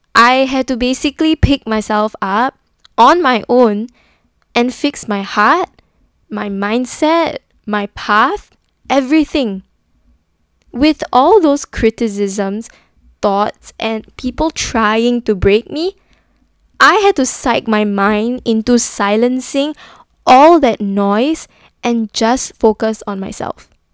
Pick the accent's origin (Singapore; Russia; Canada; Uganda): Singapore; I'm from Singapore